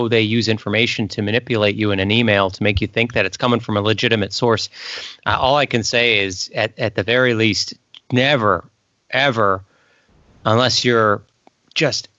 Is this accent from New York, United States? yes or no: no; Illinois, United States; I was met someone from Wisconsin who called me an FIB.